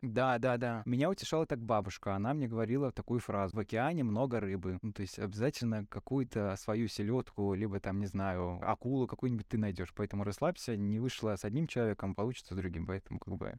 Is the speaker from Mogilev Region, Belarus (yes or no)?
yes; Krasnopolye, Mogilev Region, Belarus; now in Mogilev, Belarus; я вырос в Краснополе, я вырос прямо в городском поселке маленьком. То есть я в Могилеве переехал, наверное, 20 с чем-то мне было